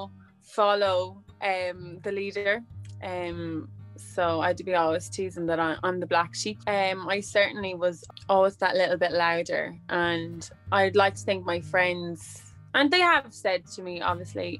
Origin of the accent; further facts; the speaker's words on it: Midlands, Ireland; I come from the Midlands in Ireland.